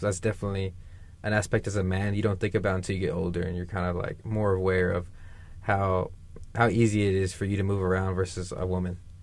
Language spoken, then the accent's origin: English; Dallas, Texas, United States; I'm from Dallas, Texas, born and raised.